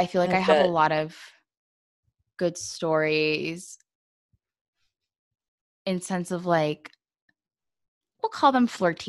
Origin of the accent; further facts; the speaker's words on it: Southern coastal Virginia, United States; My mom's from Mexico. My dad's from Colombia, but I was born and raised in the States.